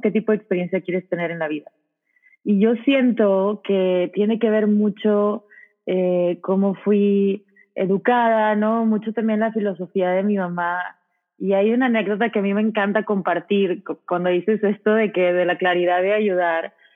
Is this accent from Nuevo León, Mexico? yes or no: yes; Monterrey, Nuevo León, Mexico; soy de Monterrey, tengo 20 años